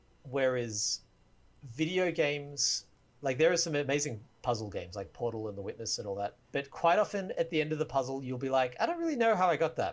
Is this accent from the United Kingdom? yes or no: no; Australia; I'm Australian.